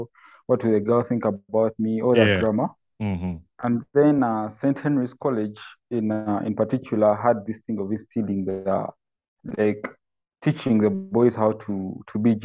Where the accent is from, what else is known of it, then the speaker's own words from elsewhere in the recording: Buganda, Central Region, Uganda; also born or lived in Mityana; I'm from Uganda, Buganda, the central part of Uganda.